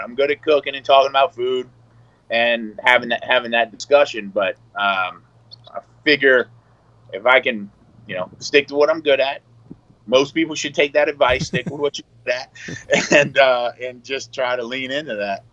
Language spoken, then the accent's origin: English; Louisiana, United States; moved away as an adult; also born or lived in New York City; I'm from Louisiana